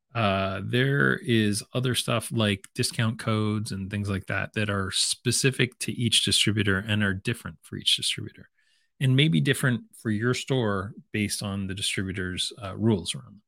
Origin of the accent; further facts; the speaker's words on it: London, Ontario, Canada; my hometown of London, Ontario